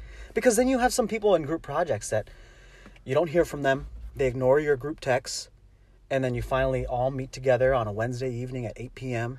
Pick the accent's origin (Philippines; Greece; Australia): Philippines; I'm a Filipino guy.